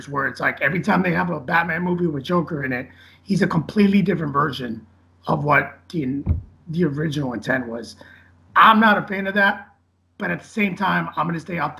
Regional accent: Boston, Massachusetts, United States; he's from the same place I'm from. We're both from Boston.

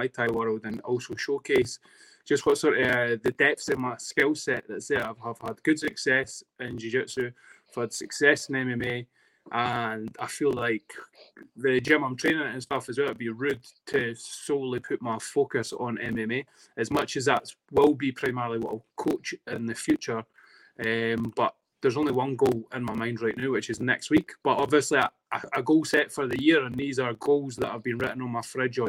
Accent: Dunfermline, Scotland, United Kingdom; accent: Fife twang; also born or lived in Edinburgh; I grew up primarily in Dunfermline, but I'll take pride in being born and bred in Edinburgh. But 100%, I know I have a Fife twang

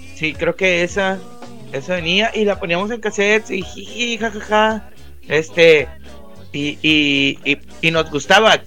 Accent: Monterrey, Nuevo León, Mexico; accent: regio; soy regio

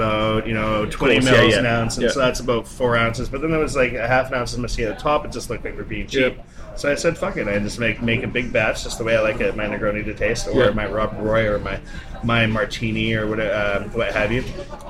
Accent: Vancouver, British Columbia, Canada; moved away as an adult; also born or lived in Edinburgh / Glasgow / Brighton; now in Vancouver, Canada; from the Rosewood Hotel, Georgia, born and raised Vancouver. I'm a bartender.

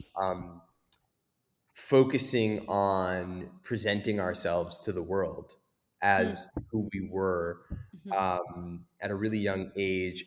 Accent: United States; growing up in America

